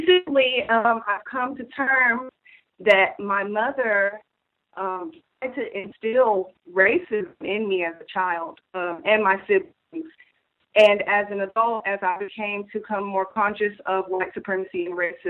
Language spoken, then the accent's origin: English; Houston, Texas, United States; I'm from Houston